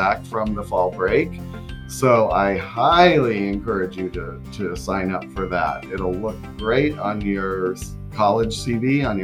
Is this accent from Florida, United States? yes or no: yes; Florida, United States; I am from Florida